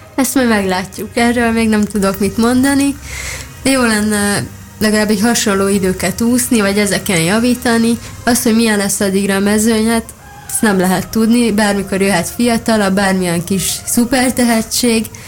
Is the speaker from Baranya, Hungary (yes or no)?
yes; Szigetvár, Baranya, Hungary; moved away; Kiskoromban bicikliztem, amíg Szigetváron laktam, azzal jártam úszodába